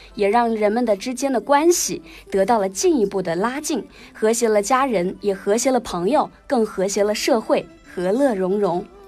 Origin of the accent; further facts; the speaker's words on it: China; 对于我们中国人来说是象征的团圆，是欢乐的久别重逢以及崭新的开始